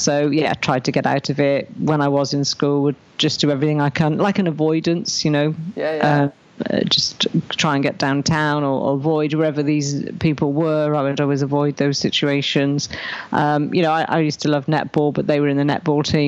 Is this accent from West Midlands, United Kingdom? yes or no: no; Raglan, Wales, United Kingdom; I was born in Raglan, which is a little village here in South Wales.